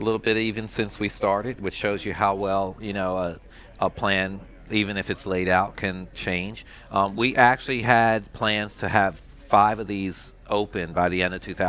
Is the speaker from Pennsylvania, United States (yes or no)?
yes; Philadelphia, Pennsylvania, United States; moved away as an adult; also born or lived in Ardmore, Pennsylvania; now in Louisiana, United States; I grew up in Philadelphia.